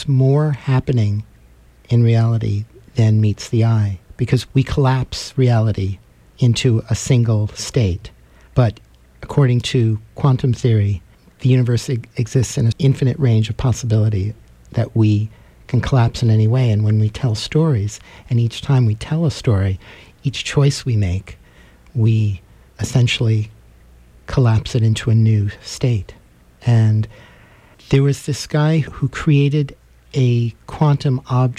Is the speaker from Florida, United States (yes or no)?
no; New York City, New York, United States; moved away; growing up in New York City, I would take the subway a lot